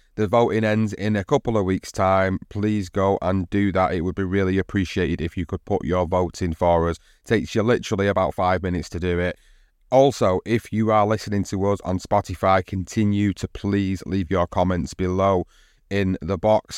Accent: United Kingdom; as a British fight fan

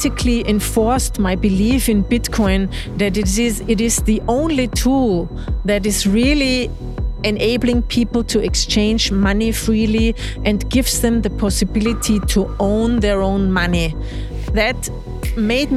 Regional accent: Eastern Austria, Austria; also born or lived in Vienna; So I'm in from the eastern part of Austria. I was born 60 kilometers away from Vienna in a small town with 50,000 inhabitants.

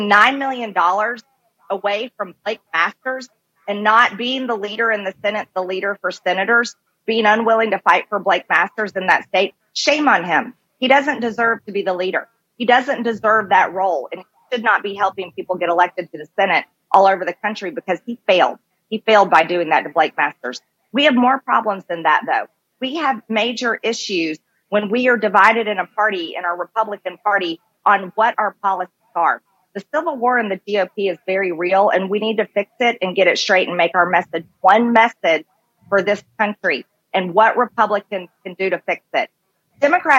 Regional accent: Georgia, United States; Georgia, my home state

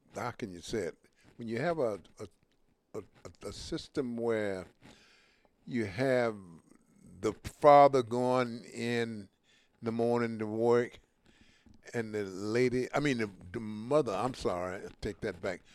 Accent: Mobile, Alabama, United States; when I grew up in Mobile, Alabama

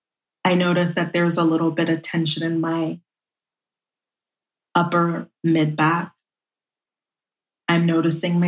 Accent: New York City, New York, United States; I grew up in Brooklyn, and I really was raised within a community.

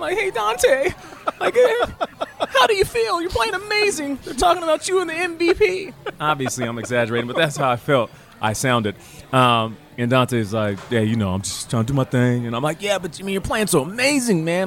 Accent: Seattle, Washington, United States; also born or lived in Calgary, Alberta, Canada; being born in Canada, but then raised in Seattle

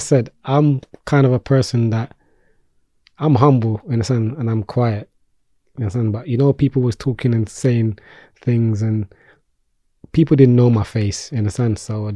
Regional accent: London, United Kingdom; Peckham boy, because I'm from Peckham.

